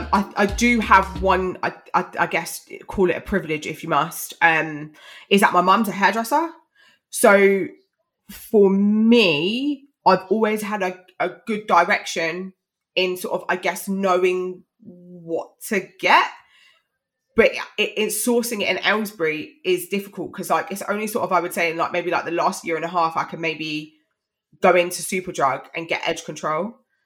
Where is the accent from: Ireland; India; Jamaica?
Jamaica; I mean, I'm Jamaican. It's a lot of Jamaicans, a lot of Dominicans.